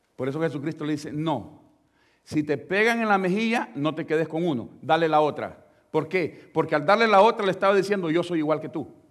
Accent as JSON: {"language": "Spanish", "country": "El Salvador", "said": "la iglesia donde nosotros venimos del Salvador"}